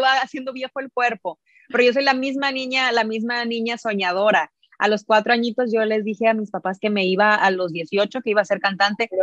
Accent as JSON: {"language": "Spanish", "country": "Mexico", "said": "como buena mexicana"}